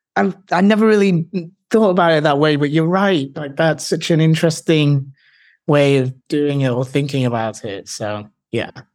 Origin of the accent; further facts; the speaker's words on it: Manchester, North West England, United Kingdom; moved away; also born or lived in Hull / London; I'm originally from Manchester in the U K.